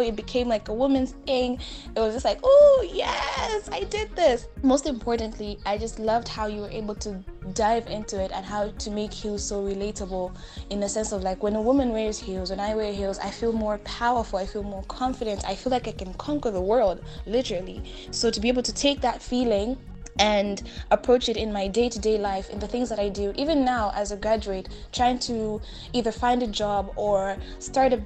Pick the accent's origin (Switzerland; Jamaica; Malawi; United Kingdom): Malawi; I am from Malawi